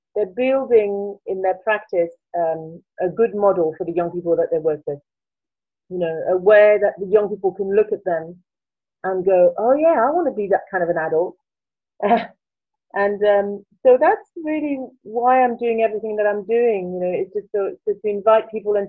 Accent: Paris, Île-de-France, France; accent: French; English is a second language; moved away as an adult; now in Brighton, United Kingdom; And I originally come from France, as you can probably tell in my accent. I grew up in Paris, and I came to the UK in my early 20s.

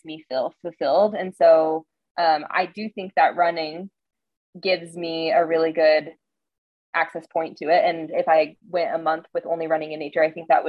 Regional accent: Montana, United States; moved away; also born or lived in Bend, Oregon; growing up in Montana, I have a connection to nature that, I grew up in the mountains

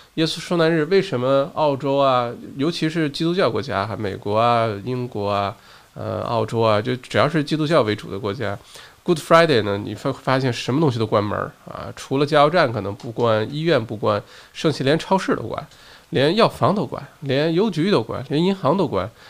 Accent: China; now in Australia; 我小的时候在国内的时候

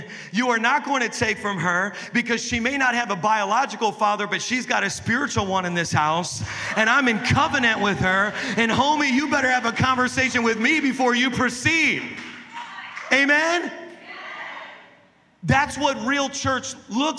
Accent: Indiana, United States; I'm from Indiana. We whoop our kids sometimes

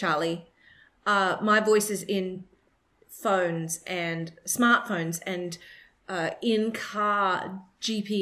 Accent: Australia; accent: Australian; my Australian accent

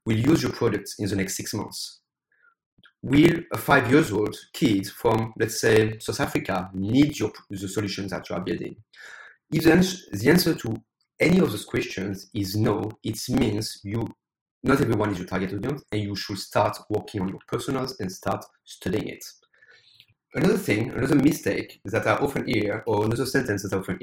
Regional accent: France; English is a second language; also born or lived in United States / United Kingdom / Ireland / Spain; now in Taiwan; As you probably can hear my accent, I'm originally from France, but I used to live in the US, the UK, Ireland, Spain, Australia, and now live in Taiwan.

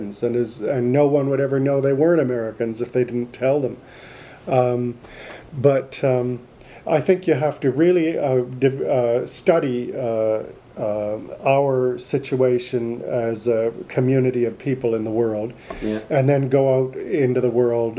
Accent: Canada; we grew up in Canada

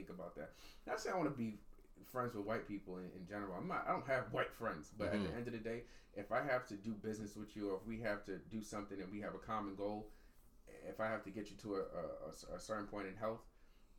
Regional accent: Long Island, New York, United States; We have two different perceptions of growing up in Long Island.

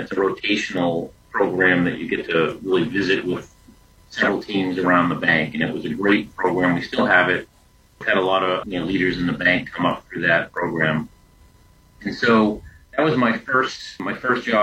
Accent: Lynn, Massachusetts, United States; I grew up in Lynn, Massachusetts, a suburb north of Boston

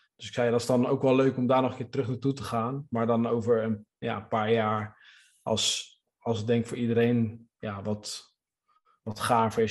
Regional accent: Netherlands; wij als Nederlanders

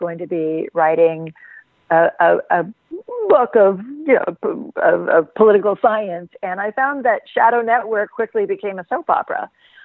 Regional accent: Stillwater, Oklahoma, United States; I grew up in Oklahoma, so I am familiar with the culture

